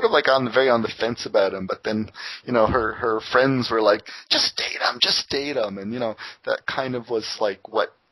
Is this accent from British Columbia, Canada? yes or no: no; Windsor, Ontario, Canada; now in Toronto, Canada; my hometown Windsor, they're famous for their corn